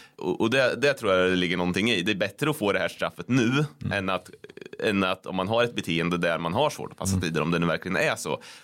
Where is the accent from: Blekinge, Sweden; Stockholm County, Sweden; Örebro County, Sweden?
Örebro County, Sweden; Degerfors; jag växte upp i Degerfors